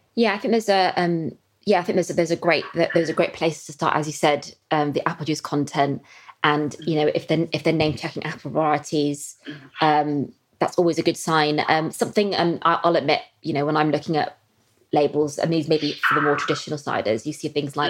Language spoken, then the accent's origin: English; West Country, South West England, United Kingdom; I'm from the West Country